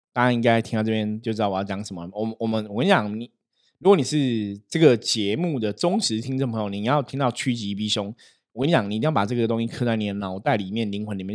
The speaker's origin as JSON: {"language": "Chinese", "region": "Taipei", "country": "Taiwan", "tie": "born or raised there", "also_born_or_lived": "Taishan, New Taipei", "said": "我从小其实我是住在台北市的吼，我住在士林，我在士林出生"}